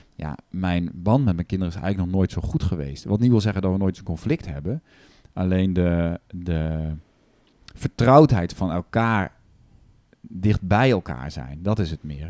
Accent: Netherlands; we dus als Nederlanders

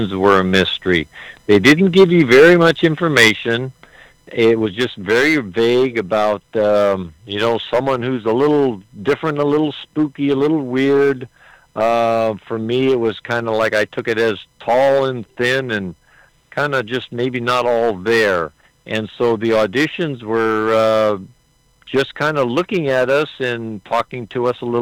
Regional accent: Southern California, United States; I was born and raised here in Southern California.

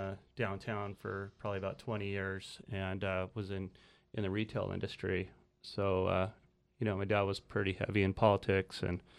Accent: San Luis Obispo, California, United States; also born or lived in Redondo Beach; Well, I was born in Redondo Beach, but yeah, my parents moved here when I was a year old and been here ever since. San Luis High and Cuesta and Cal Poly.

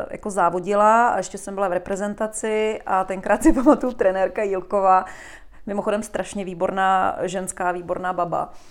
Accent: Prague, Czechia; V Praze, v Praze. na Jižním městě.

